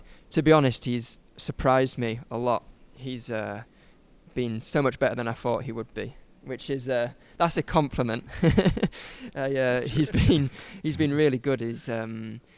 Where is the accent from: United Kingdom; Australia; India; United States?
United Kingdom; Huddersfield, Yorkshire and the Humber; I'm from West Yorkshire, Huddersfield